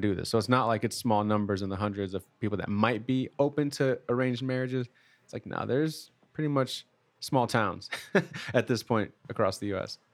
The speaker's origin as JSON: {"language": "English", "region": "Midwest", "country": "United States", "said": "I'm from the Midwest"}